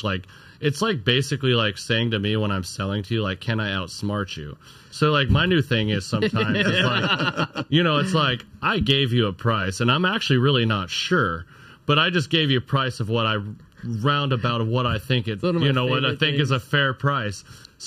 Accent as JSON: {"language": "English", "region": "Arizona", "country": "United States", "tie": "born or raised there", "moved": "yes", "lives_now": "Southern California, United States", "said": "I'm originally from Arizona"}